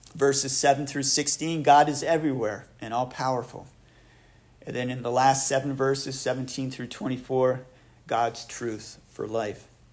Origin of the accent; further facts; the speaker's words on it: Plattsburgh, New York, United States; I grew up in Plattsburgh